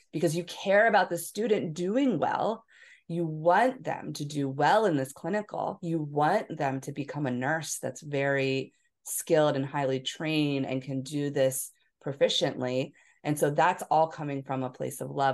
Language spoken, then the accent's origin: English; Philadelphia, Pennsylvania, United States; moved away; also born or lived in Hawaii; I was from Philadelphia